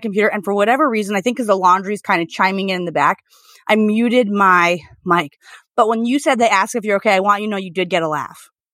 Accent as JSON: {"language": "English", "country": "United States", "said": "as an American"}